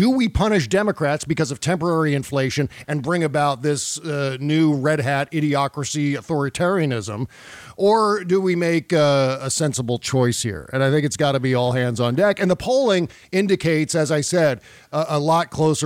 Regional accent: United States; I'm an American

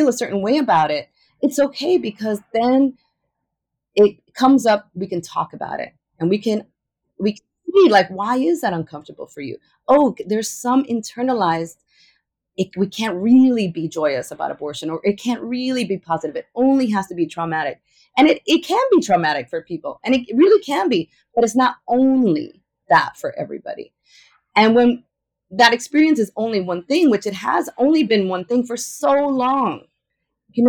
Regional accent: New York, United States; I am a native New Yorker and Ecuadorian

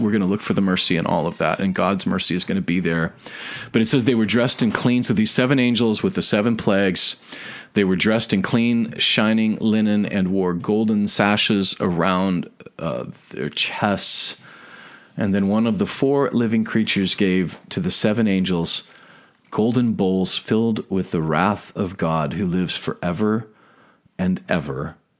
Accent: United States; we were born and raised in America

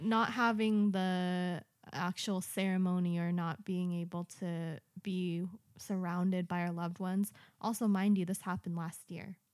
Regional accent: United States; now in Japan; I'm American

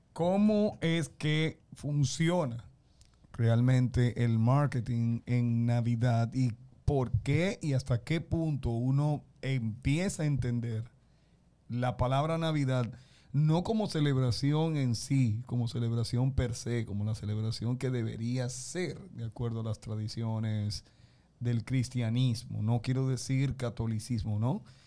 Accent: Dominican Republic; nosotros estamos como caribeños, y estoy hablando como dominicanos

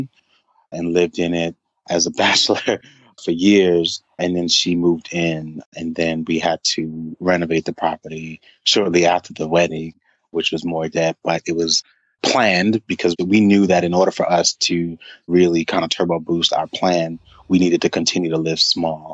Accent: New York City, New York, United States; now in Atlanta, United States; I'm from Brooklyn

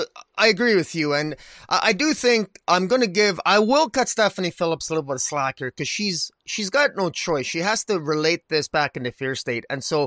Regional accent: Canada; as a Canadian, I love a good, I love a hockey uniform

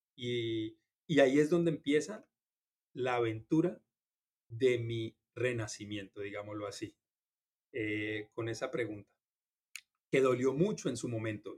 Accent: Colombia; now in Miami, United States; crecí en una familia en Colombia

